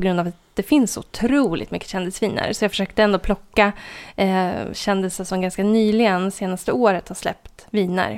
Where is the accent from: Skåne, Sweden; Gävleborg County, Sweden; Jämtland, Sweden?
Jämtland, Sweden; Sveg; moved away; min hemort Sveg där det inte bor mer än 2000 personer